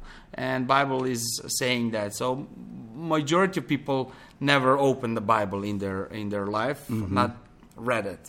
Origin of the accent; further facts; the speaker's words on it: Pančevo, Vojvodina, Serbia; English is a second language; moved away as an adult; also born or lived in Belgrade; now in Montenegro; I grew up in Belgrade, one close town to, small town to Belgrade called Pančevo.